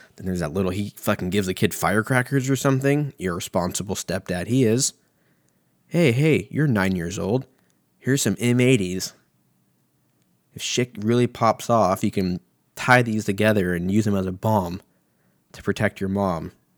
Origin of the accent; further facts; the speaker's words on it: United States; I'm an American